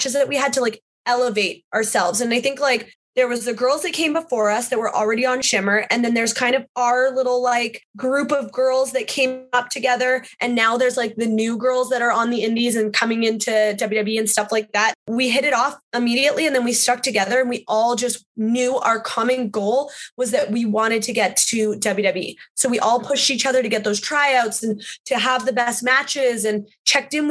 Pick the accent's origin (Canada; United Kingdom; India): Canada; moved away as an adult; I have my girl gang from Canada that I grew up